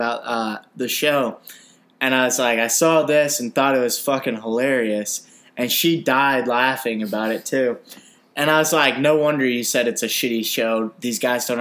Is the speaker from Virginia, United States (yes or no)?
no; Auburn, Alabama, United States; We're from Auburn.